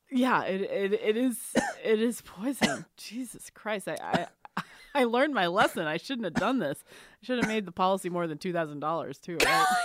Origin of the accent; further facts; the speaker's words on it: Texas, United States; I grew up in Texas